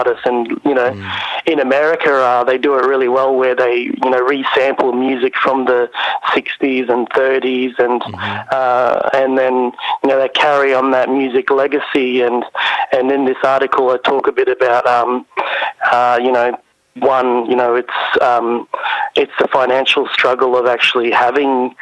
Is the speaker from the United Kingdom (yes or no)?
no; Ayr, Queensland, Australia; also born or lived in Cairns; I grew up in Ayr